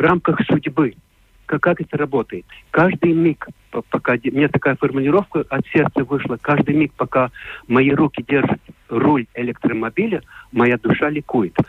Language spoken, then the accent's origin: Russian; Latvia; Russian is a second language; я не русский человек, я латыш